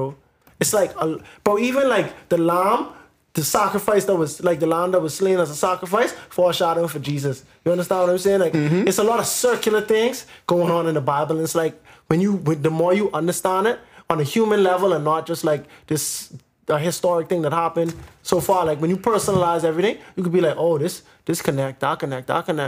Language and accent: English; Bahamas; growing up in the Bahamas